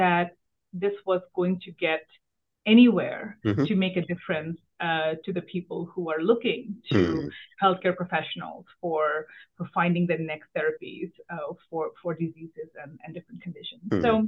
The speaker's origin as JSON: {"language": "English", "region": "Delhi", "country": "India", "tie": "born or raised there", "moved": "as an adult", "lives_now": "Washington, D.C., United States", "said": "I grew up in Delhi"}